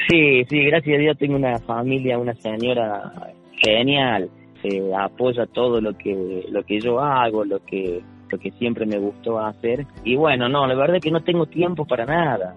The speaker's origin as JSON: {"language": "Spanish", "town": "Río Cuarto", "region": "Córdoba", "country": "Argentina", "tie": "born or raised there", "said": "Ese sobrenombre me lo pusieron en el barrio IPB Alberdi, yo empecé jugando el fútbol en Sócrates Anaya. Yo tenía seis años"}